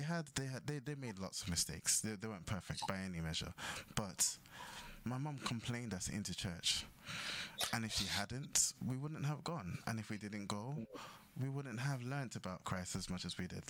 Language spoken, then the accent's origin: English; Ghana; we grew up in Ghana.